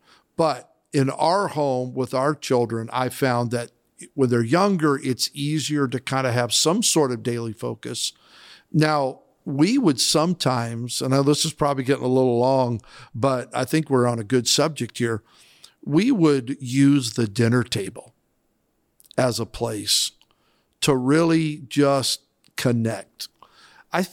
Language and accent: English; Idaho, United States; Now, I grew up in Southern Idaho in a rural farming community.